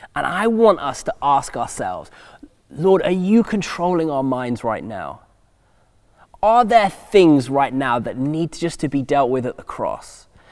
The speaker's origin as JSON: {"language": "English", "region": "England", "country": "United Kingdom", "also_born_or_lived": "United States", "moved": "as an adult", "said": "we're English"}